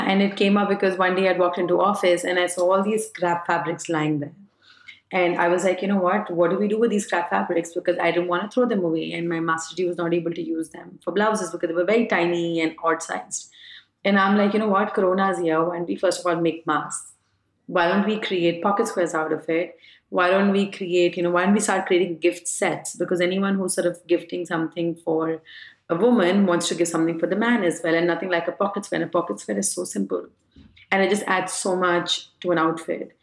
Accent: Varanasi, Uttar Pradesh, India; I come from Banaras. I come from a Gujarati family

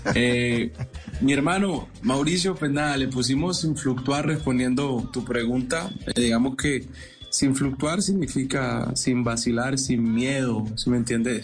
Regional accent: Colombian Pacific, Colombia; algo representativo de donde yo vengo, algo representativo del Pacífico

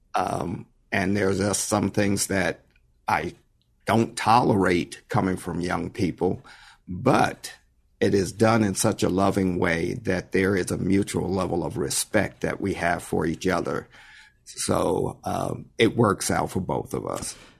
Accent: White Plains, New York, United States; moved away as an adult; also born or lived in San Jose, California; born and raised in White Plains, New York

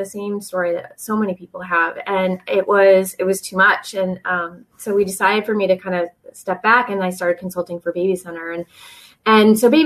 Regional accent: South Coast of Massachusetts, United States; moved away as an adult; also born or lived in Rhode Island; now in Virginia Beach, United States; I grew up in the South Shore of Massachusetts, not the South Shore, but the South Coast

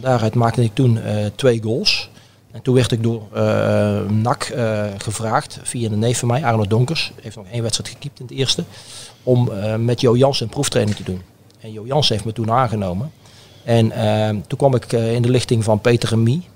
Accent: Oosterhout, North Brabant, Netherlands; also born or lived in Breda; ik ben in Breda geboren, maar ik ben in Oosterd opgegroeid.

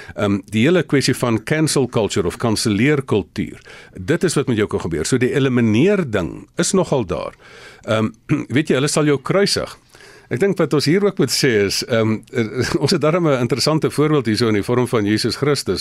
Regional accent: South Africa; ons as Suid-Afrikaners

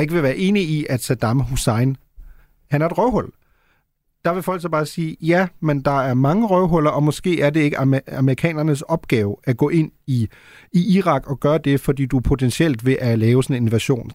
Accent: Germany; moved away; jeg er jo født og opvokset i Tyskland

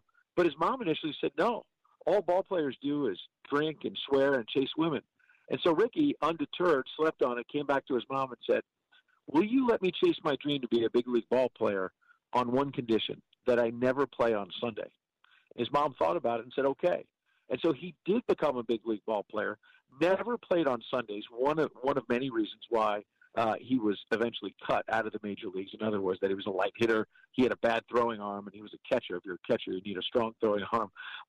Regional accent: New York, United States; I'm from New York

